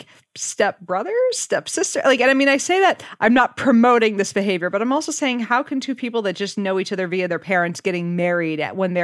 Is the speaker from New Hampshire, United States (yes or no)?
yes; New Hampshire, United States; also born or lived in Massachusetts; I'm originally from Massachusetts, grew up in New Hampshire